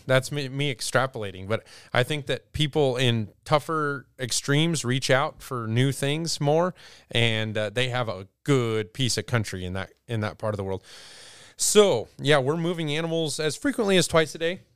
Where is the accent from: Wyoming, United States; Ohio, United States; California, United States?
Wyoming, United States; Douglas; also born or lived in Lusk, Wyoming; I grew up near Douglas, Wyoming